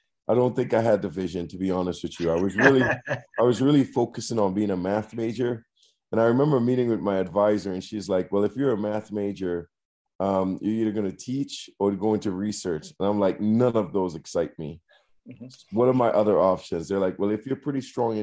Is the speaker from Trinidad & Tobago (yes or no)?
yes; Trinidad & Tobago; moved away as an adult; now in United States; I'm originally from Trinidad and Tobago